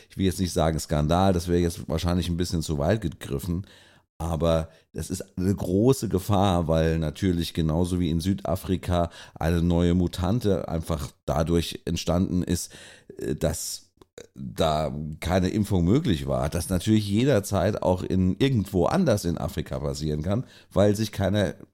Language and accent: German; Mainz, Rhineland-Palatinate, Germany; also ich bin froh, ich bin Mainzer